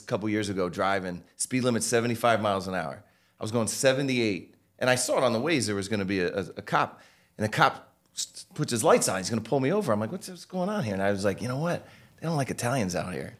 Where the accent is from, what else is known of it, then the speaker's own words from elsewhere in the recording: Norwalk, Connecticut, United States; I'm from Norwalk, Connecticut